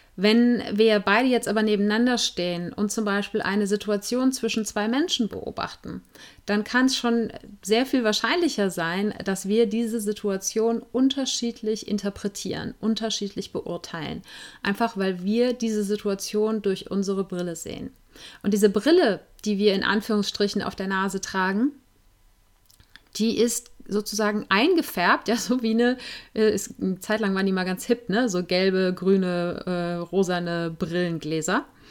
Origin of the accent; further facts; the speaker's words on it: Germany; ich bin als Weiße in Deutschland geboren und aufgewachsen